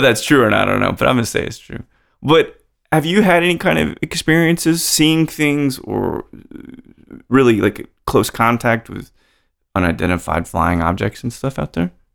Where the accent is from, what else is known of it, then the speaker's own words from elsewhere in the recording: Roswell, New Mexico, United States; I was born in Roswell